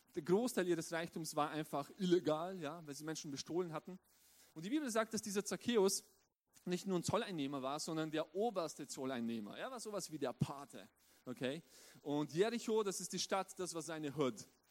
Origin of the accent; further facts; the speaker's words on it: southeastern Styria, Austria; also born or lived in Romania; ich bin mein ganzes Leben lang in Österreich aufgewachsen, in der südöstlichen Steiermark